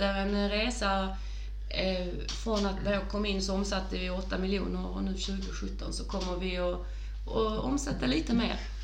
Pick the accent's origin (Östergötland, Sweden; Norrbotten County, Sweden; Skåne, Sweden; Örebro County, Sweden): Skåne, Sweden; Åhus; det är min hembygd